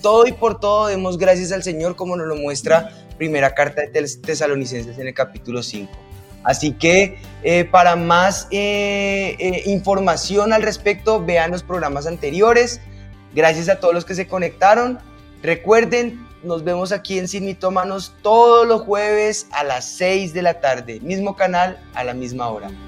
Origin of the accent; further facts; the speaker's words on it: Colombia